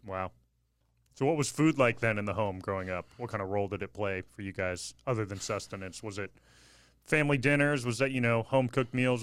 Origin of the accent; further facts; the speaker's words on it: Bay Area, California, United States; I grew up in the Bay Area